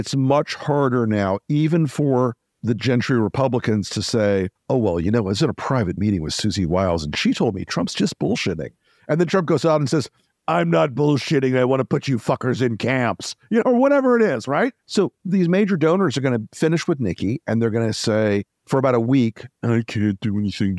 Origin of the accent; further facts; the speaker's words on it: Florida, United States; I'm from Florida